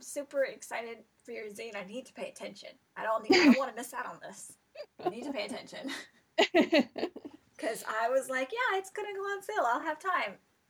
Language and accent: English; the South, United States; growing up in the South, in the United States